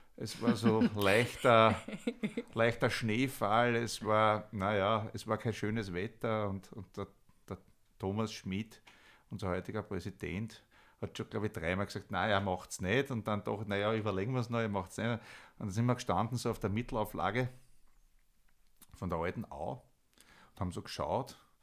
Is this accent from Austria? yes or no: yes; Vienna, Austria; moved away as an adult; now in Stockerau, Austria; Ich komme eigentlich aus Wien, äh, bin im, im Nobelbezirk, im zweiten Bezirk in der äh, Leopoldstadt aufgewachsen